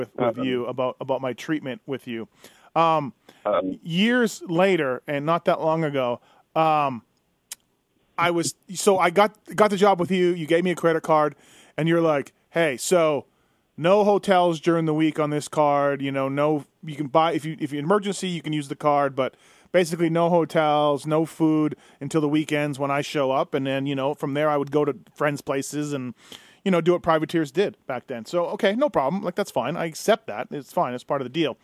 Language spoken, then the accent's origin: English; Canada; moved away; also born or lived in Victoria / Oregon; I'm from Canada.